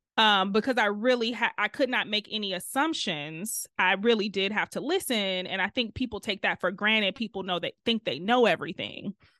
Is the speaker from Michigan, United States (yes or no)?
yes; Detroit, Michigan, United States; accent: Detroit; moved away as an adult; now in Chicago, United States; grew up on the east side of Detroit